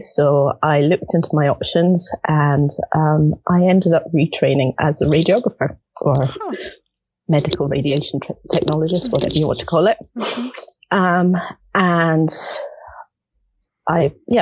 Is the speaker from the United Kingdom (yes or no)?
yes; Edinburgh, Scotland, United Kingdom; moved away as an adult; also born or lived in Netherlands; now in Tauranga, New Zealand; I was born and brought up in Edinburgh, Scotland